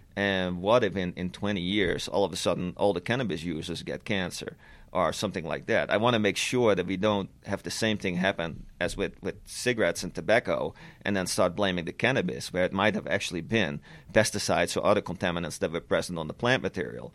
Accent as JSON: {"language": "English", "country": "Netherlands", "moved": "yes", "said": "back when I was still living in the Netherlands, I'm, I'm Dutch, I'm originally from the Netherlands."}